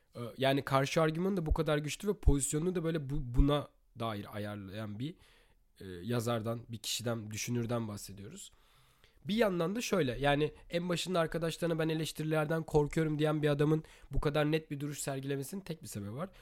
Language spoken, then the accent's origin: Turkish; Turkey; moved away as an adult; Türkiye'deki evimde doğduğum büyüdüğüm evde